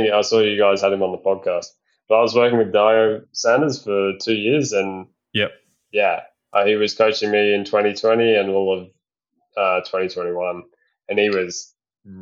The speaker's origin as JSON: {"language": "English", "town": "Perth", "region": "Western Australia", "country": "Australia", "moved": "yes", "said": "I come from Perth and we had super strict restrictions there, like I basically couldn't get home"}